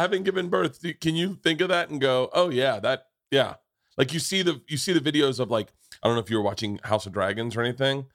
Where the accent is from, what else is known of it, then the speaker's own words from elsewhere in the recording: Florida, United States; I grew up in Florida